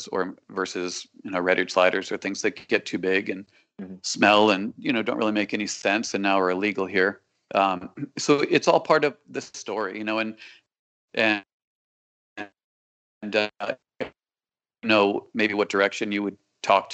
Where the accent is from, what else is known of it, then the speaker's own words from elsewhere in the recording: Connecticut, United States; now in South Florida, United States; I'm definitely from Connecticut